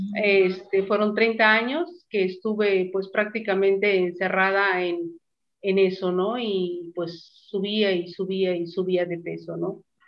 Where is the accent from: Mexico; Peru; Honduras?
Mexico; also born or lived in Mazatlán; Estoy en Mazatlán, en mi país, México